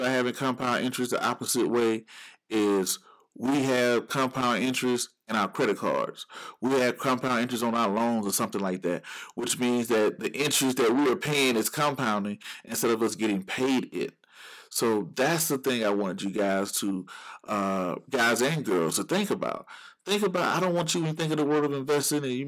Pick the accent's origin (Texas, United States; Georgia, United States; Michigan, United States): Georgia, United States; Georgia, my home state